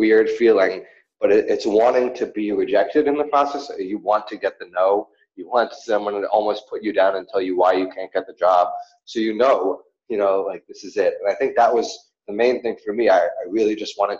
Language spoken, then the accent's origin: English; New York, United States; moved away as an adult; also born or lived in Australia; growing up in New York and just, you know, it was always kind of the same